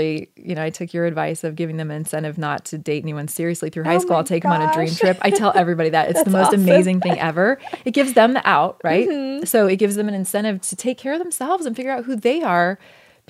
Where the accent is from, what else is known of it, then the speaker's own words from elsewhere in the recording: Oregon, United States; moved away as an adult; I grew up in Oregon